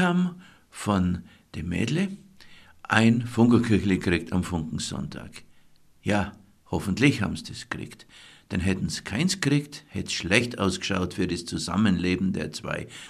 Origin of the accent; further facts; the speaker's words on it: Allgäu, Germany; bei uns im Allgäu